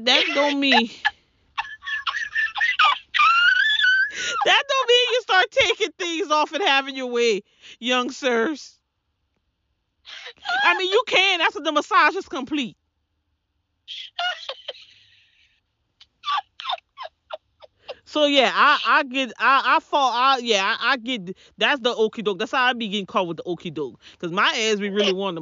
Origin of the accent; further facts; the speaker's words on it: the South, United States; moved away; I'm from the South